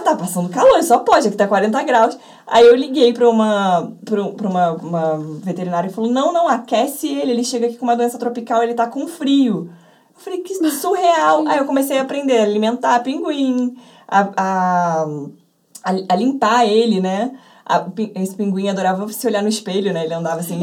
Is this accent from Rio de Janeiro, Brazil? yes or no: yes; Rio de Janeiro, Brazil; eu nasci e moro até hoje em Botafogo, no Rio de Janeiro